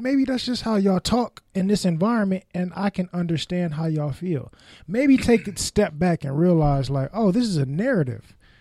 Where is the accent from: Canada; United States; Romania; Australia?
United States; Bay Area, California; I was raised in the Bay Area